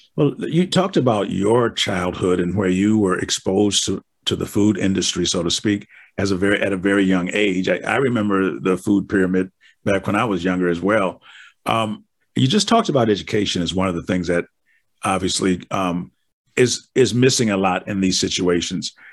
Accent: Wisconsin, United States; I'm from Wisconsin, and we're frozen.

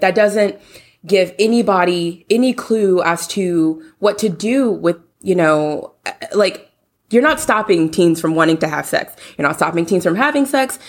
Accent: Louisiana, United States; now in Houston, United States; I'm from Louisiana, born and raised

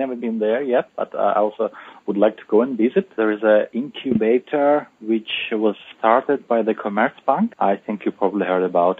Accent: Uzbekistan; English is a second language; moved away as an adult; also born or lived in London, United Kingdom; now in Frankfurt, Germany; myself, I'm from Uzbekistan. This is my home country. And I had some experience of doing the startups there. And then I moved to London. I was living there 3 years. And because of my wife, 3 years ago, I moved to Germany.

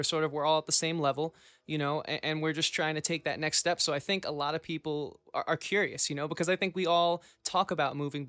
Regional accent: New York, United States; we're from New York. We're about an hour and 20 minute ride from New York City.

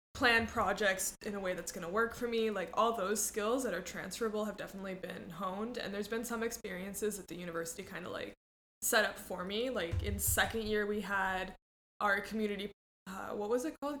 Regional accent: Mexico; moved away; also born or lived in Cambridge, Massachusetts, United States; I moved to Mexico when I was 4 mm-hmm. and then I lived there most of my life. So kind of from Mexico

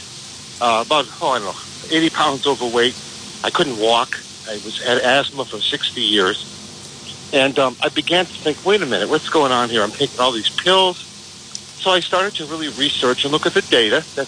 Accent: Blackstone, Massachusetts, United States; moved away as an adult; also born or lived in Chicago / New York / Washington, D.C.; I was born in Blackstone, Massachusetts, back, you know, in 1951

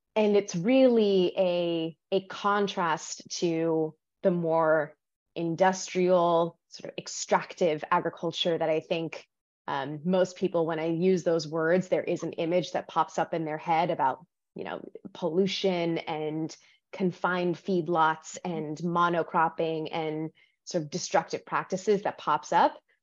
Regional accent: Los Angeles, California, United States; I was born in the desert, California desert. I was raised in Los Angeles

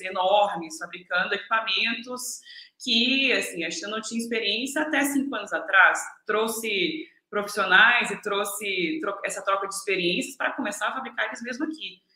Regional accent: Macaé, Rio de Janeiro, Brazil; moved away as an adult; also born or lived in Rio Grande do Sul / Shanghai, China / Oslo, Norway; now in China; eu sou macaense, natural de, do Rio Grande do Sul, mas criada em Macaé, no Brasil

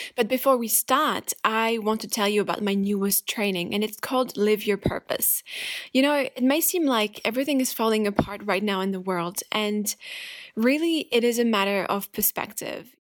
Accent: France; moved away; my home country, France.

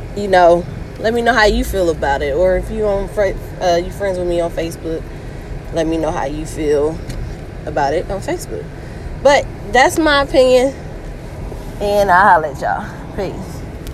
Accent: the South, United States; I was raised in the South

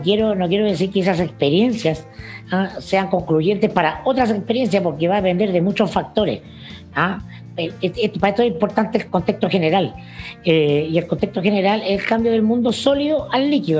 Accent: Chile; como muchos chilenos

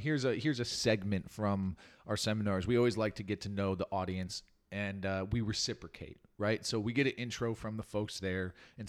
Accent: Naperville, Illinois, United States; born there; I was born in 1982 in Naperville, Illinois, the Paris of the Midwest.

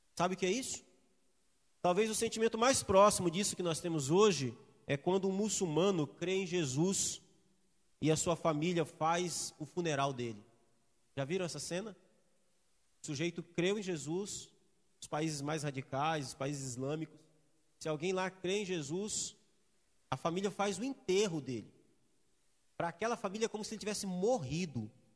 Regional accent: Espírito Santo, Brazil; Eu sou capixaba, gosto de peixe, de muqueca

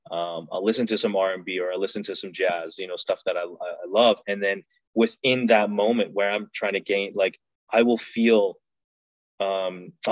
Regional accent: Canada; You know, I'm Afghan, I'm Canadian.

